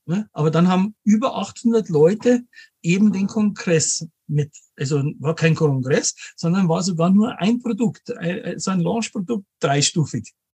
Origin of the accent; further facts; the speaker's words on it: Munich, Bavaria, Germany; also born or lived in Bad Homburg; lebe in München, bin gebürtiger Münchner auch